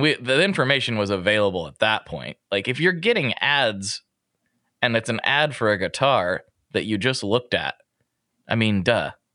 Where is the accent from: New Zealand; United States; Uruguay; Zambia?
United States; Portland, Oregon; I'm like, Portland